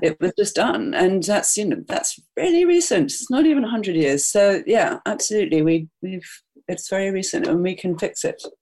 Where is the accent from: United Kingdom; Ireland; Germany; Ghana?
United Kingdom; England; now in New York City, United States; I'm English